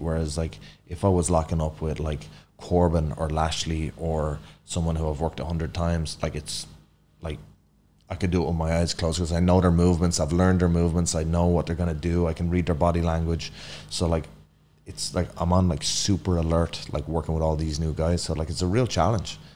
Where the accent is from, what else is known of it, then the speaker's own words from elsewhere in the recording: Ireland; moved away as an adult; now in United States; grown up in Ireland, like super cold, wet climate